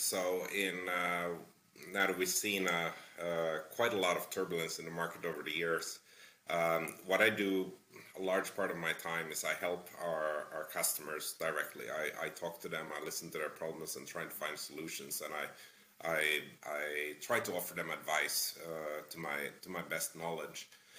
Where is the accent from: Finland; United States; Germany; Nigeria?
Finland; English is a second language; now in Toronto, Canada; I'm originally from Finland, but I lived in a bunch of different countries. Come from a fairly multicultural background. And I ended up living for the last 6 years in a fairly multicultural city, Toronto in Canada.